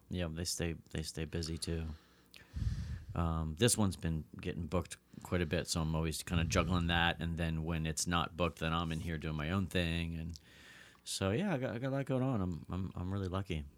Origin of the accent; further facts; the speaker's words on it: Pennsylvania, United States; moved away as an adult; now in Los Angeles, United States; From Pennsylvania originally, I grew up, I grew up in Pennsylvania.